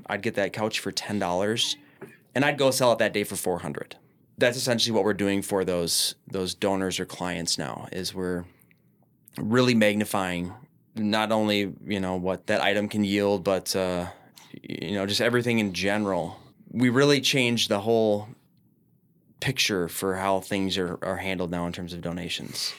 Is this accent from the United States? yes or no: yes; Minneapolis, Minnesota, United States; I'm from Minneapolis, born and raised